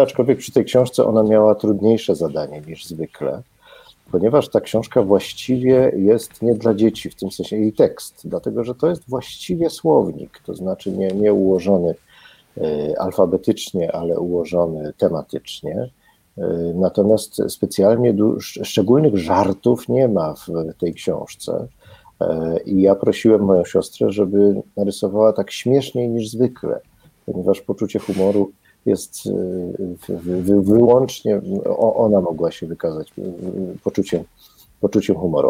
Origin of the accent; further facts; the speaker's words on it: Kraków, Lesser Poland, Poland; ja jestem z Krakowa i po prostu wszystko zdrabniam